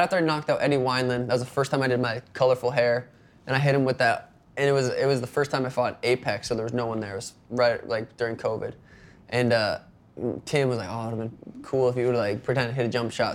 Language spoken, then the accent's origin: English; Montana, United States; moved away as an adult; now in Phoenix, United States; growing up in Montana